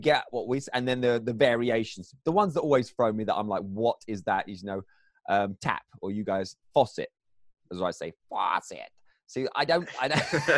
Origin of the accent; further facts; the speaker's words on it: England, United Kingdom; as English people, we like to miss out letters